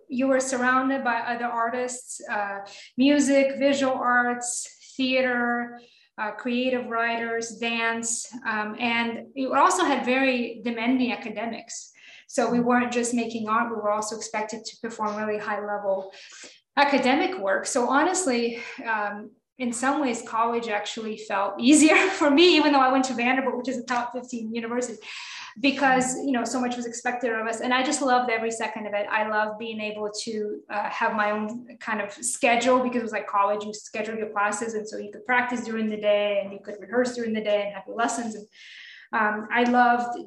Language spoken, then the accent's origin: English; Moscow, Russia; also born or lived in South Carolina, United States / Michigan, United States; now in Mississippi, United States; I grew up in Moscow, Russia. I'm Russian and big city girl.